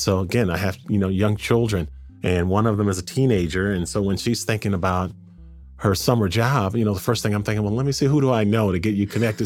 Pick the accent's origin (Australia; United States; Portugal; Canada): United States; Pasadena, California; I grew up in Pasadena